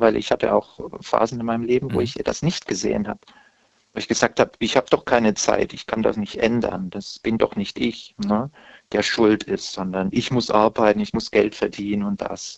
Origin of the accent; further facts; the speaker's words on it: Stuttgart area, Baden-Württemberg, Germany; moved away; also born or lived in Saarland / Berlin; dann bin ich ja im Stuttgarter Raum geboren